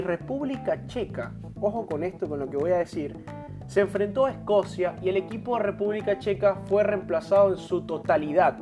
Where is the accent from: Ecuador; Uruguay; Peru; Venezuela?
Venezuela; moved away as an adult; yo soy venezolano y yo salí de mi país sabiendo que amo mucho a mi país, yo nací ahí